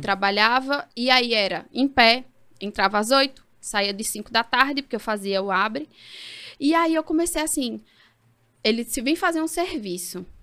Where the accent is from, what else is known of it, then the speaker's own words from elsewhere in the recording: Caruaru, Pernambuco, Brazil; moved away as an adult; also born or lived in Ribeirão Preto, São Paulo / São Paulo / Peru; now in Recife, Brazil; e com dois anos, eu vim para Caruaru né? não estamos em Caruaru, mas vim para Caruaru. E aí vivi até os 22